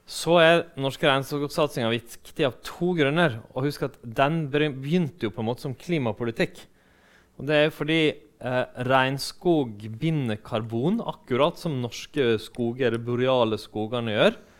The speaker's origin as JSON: {"language": "Norwegian", "region": "Western Norway", "country": "Norway", "said": "Og når jeg er fra Vestlandet, da, og ikke fra Østfold."}